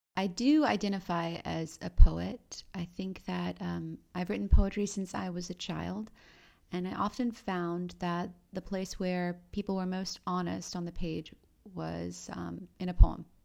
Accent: Romania; moved away; I was born in Romania

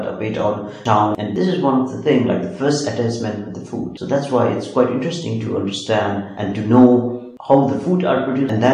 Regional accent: Nepal; moved away; I'm from Nepal

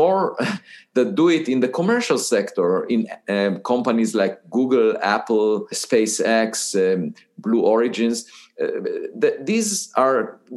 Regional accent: Israel; moved away as an adult; I was born in Israel

